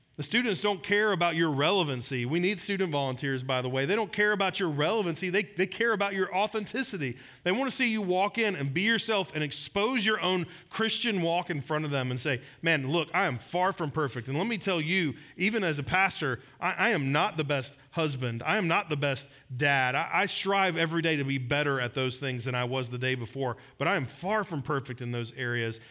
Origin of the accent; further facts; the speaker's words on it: Georgia, United States; moved away; I'm from Georgia